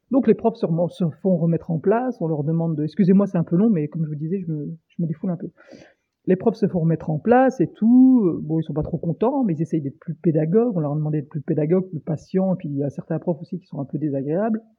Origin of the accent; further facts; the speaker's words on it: France; Et donc bah voilà, on est français, on est râleur, la moyenne d'âge c'est 20 ans.